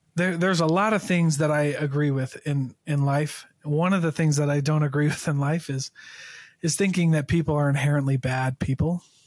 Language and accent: English; Keokuk, Iowa, United States; I'm from Iowa. Uh, I'm from Keokuk, Iowa